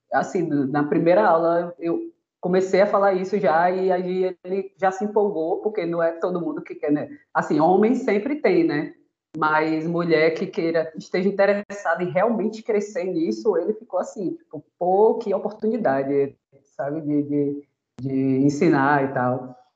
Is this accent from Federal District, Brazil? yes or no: no; Itabuna, Bahia, Brazil; moved away as an adult; now in Aracaju, Brazil; eu sou de Itabuna também. É, sou do sul da Bahia, graças a Deus. Melhor terra não há